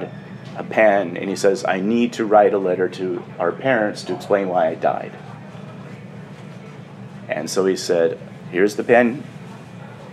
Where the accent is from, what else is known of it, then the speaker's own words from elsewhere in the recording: Sausalito, California, United States; I'm from Sausalito, California